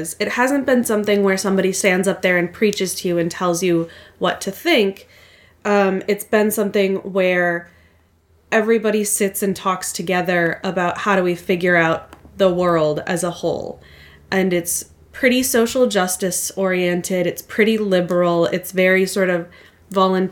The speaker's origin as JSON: {"language": "English", "region": "Minnesota", "country": "United States", "accent": "Minnesotan", "said": "My California relatives say that I sound very Minnesotan."}